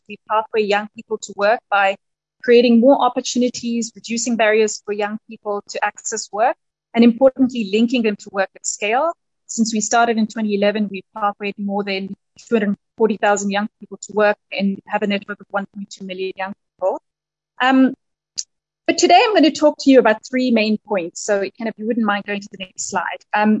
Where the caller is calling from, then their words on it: Nairobi, Kenya; although I'm dialing in from Nairobi, and it's a delight to join you today.